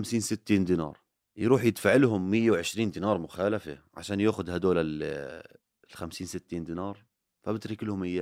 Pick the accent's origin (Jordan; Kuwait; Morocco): Jordan; كيف لو إنه إحنا مش أردنيين إيش كان عملتوا فينا